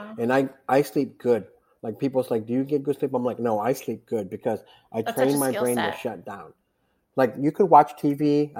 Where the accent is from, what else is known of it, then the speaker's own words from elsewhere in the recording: East Coast, United States; I grew up on the East Coast doing this